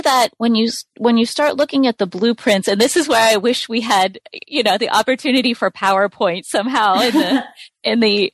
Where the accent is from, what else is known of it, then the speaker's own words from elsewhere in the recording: United States; as an American